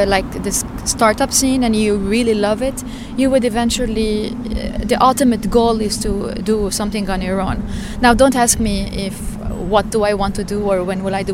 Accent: Lebanon; now in Stockholm, Sweden; I come from Lebanon originally.

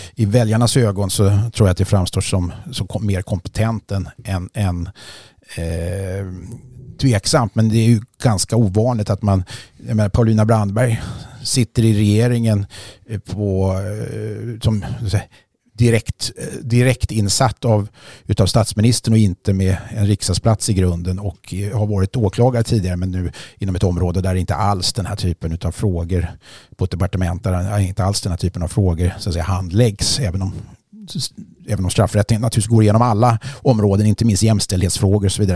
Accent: Sweden; som svensk eh, medborgare

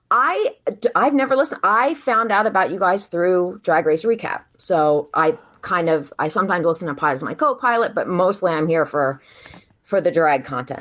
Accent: New Jersey, United States; moved away as an adult; also born or lived in Philadelphia, Pennsylvania; now in Delaware County, Pennsylvania, United States; I grew up in South Jersey, so I went to school in Jersey

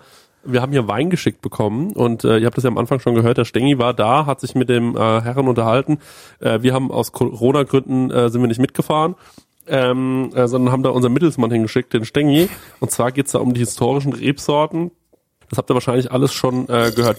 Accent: Bavaria, Germany; Bei uns in Bayern

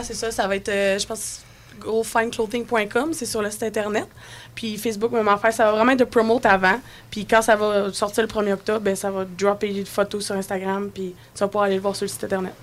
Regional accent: Charlevoix, Quebec, Canada; On vient de Charlevoix, puis Charlevoix, c'est nature 100%

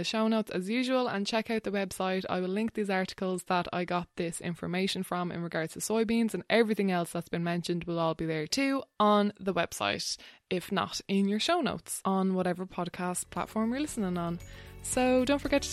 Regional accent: Wexford, Leinster, Ireland; I grew up in Wexford

